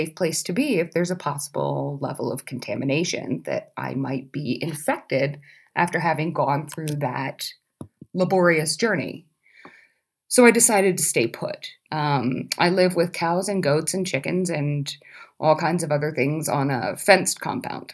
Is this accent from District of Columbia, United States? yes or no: yes; Washington, District of Columbia, United States; moved away as an adult; now in Kabarnet, Kenya; I am originally from Washington, D.C., and I am currently living in Cabernet, Kenya